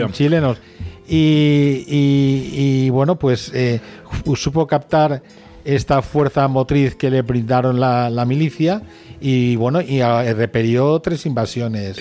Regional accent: Catalonia, Spain; yo soy catalán

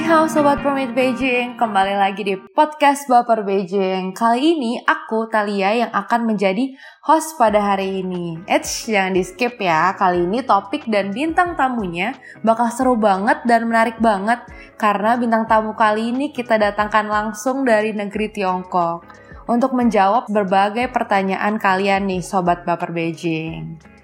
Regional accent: Indonesia; aku sebagai orang Indonesia

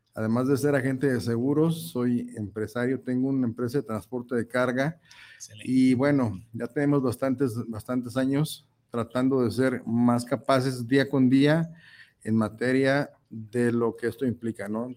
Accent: Mexico

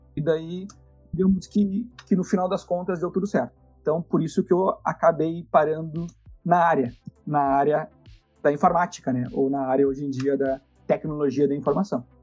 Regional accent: Santa Maria, Rio Grande do Sul, Brazil; moro em Santa Maria, sou nascido, criado em Santa Maria

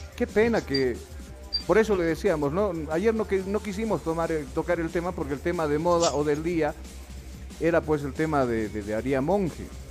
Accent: Bolivia

